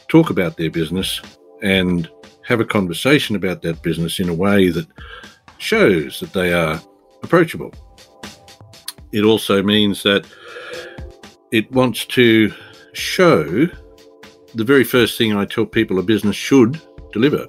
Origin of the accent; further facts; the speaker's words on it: Bendigo, Victoria, Australia; I am from Bendigo in Victoria, in Australia.